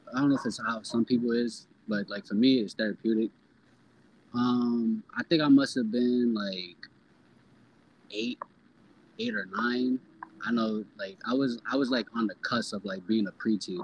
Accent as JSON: {"language": "English", "town": "New York City", "region": "New York", "country": "United States", "tie": "born or raised there", "also_born_or_lived": "Harlem / Jamaica, Queens / Brooklyn / Pennsylvania", "said": "I'm Harlem born and Bronx raised, but like I'm a New Yorker because I live damn near everywhere in New York City."}